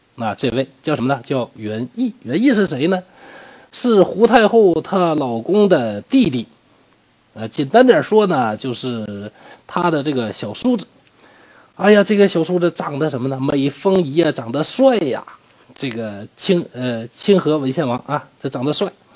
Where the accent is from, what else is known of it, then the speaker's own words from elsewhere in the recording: Northeast China, China; accent: Northeastern dialect; 用我们东北话